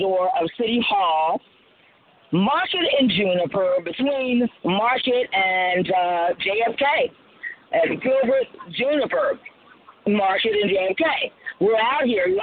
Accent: Colombia; now in United States; I was born in Colombia

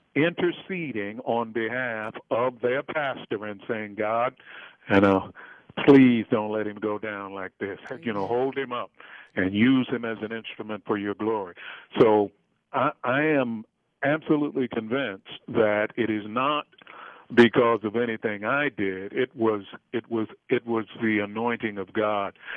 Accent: Baltimore, Maryland, United States; I grew up in Freddie Gray's neighborhood. And for those who may not recognize that, that's the neighborhood in Baltimore, Maryland

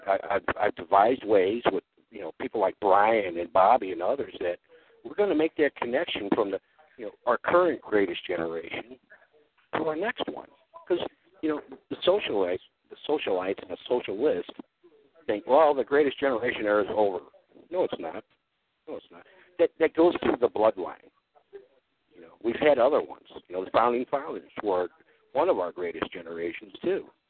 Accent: Ferguson, Missouri, United States; I grew up in Ferguson

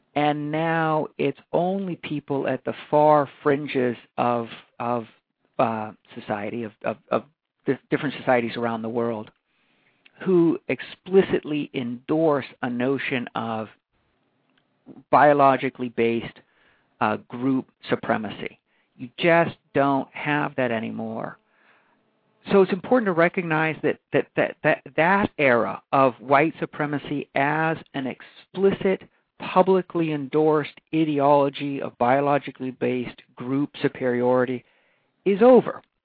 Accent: Hawaii, United States; moved away; born and raised in Hawaii

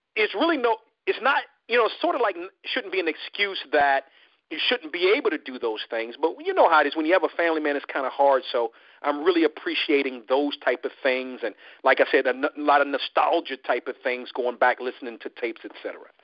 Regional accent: Washington, District of Columbia, United States; moved away; I'm originally from the Washington D.C. area

